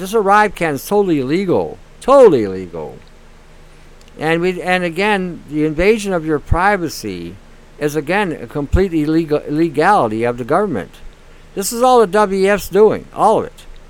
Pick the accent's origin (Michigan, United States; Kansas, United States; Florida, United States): Michigan, United States; Detroit; now in Canada; I grew up in Detroit when I was younger, and I saw firsthand the violence